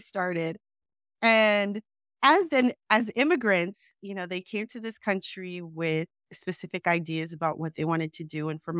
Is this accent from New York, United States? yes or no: yes; New York City, New York, United States; also born or lived in Salt Lake City; we moved back to New York. And we lived in New York City. So I grew up mostly in Queens, New York.